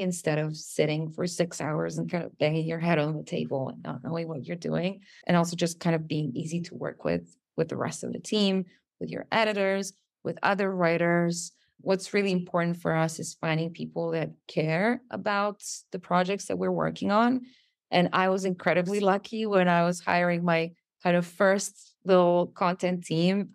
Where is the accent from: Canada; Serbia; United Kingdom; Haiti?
Serbia; English is a second language